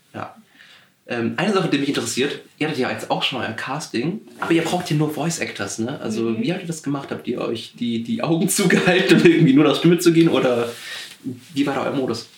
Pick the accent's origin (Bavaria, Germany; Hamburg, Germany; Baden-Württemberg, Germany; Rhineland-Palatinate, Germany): Baden-Württemberg, Germany; Swabia; ich komme aus, aus, aus dem Südwesten, Schwabenland